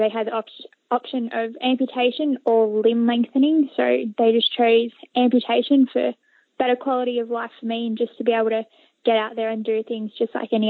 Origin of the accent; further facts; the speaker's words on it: Sydney, New South Wales, Australia; also born or lived in Engadine, Sutherland Shire; now in Canberra, Australia; I had a pretty good childhood growing up in Sydney